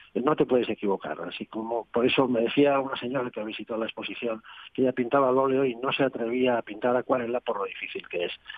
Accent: Oviedo, Asturias, Spain; Oviedo, que es mi ciudad natal

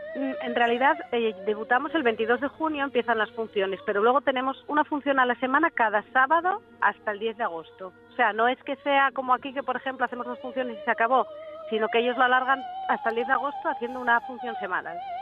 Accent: southern Asturias, Spain; yo soy del sur de Asturias, pero ahora tengo que ser del sur de España.

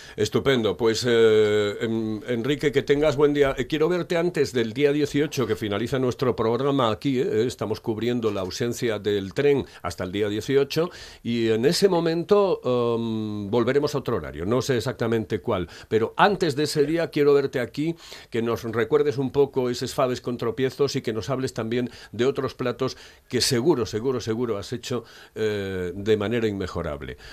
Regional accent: Oviedo, Asturias, Spain; soy de Oviedo

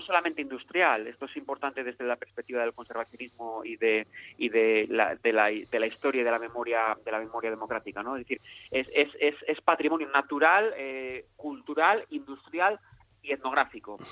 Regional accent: Mieres, Asturias, Spain; las personas que somos de Mieres

